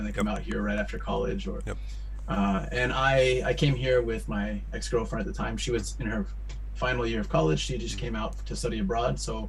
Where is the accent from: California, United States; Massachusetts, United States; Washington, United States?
California, United States; San Diego; moved away as an adult; now in Japan; I'm from San Diego, California, in the U.S., and for 13 years, and loving it.